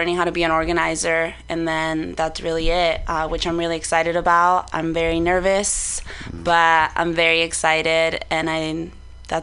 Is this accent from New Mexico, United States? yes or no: no; Oxnard, California, United States; I am from Oxnard. Shouts out to the 805.